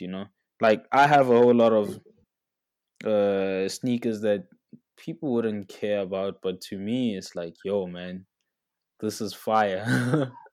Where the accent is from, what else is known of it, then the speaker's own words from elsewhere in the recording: South Africa; as a South African kid